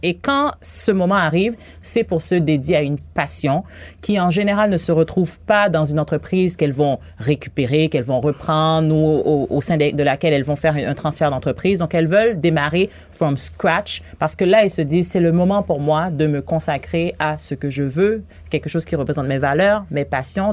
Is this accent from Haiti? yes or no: yes; Haiti; moved away as an adult; now in Quebec, Canada; je suis née en Haïti. Ah Ça fait 18 ans que je suis ici.